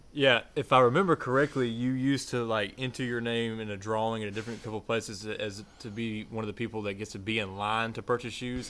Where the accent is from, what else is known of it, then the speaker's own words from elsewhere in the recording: Memphis, Tennessee, United States; we are from the Memphis area. We were born and raised there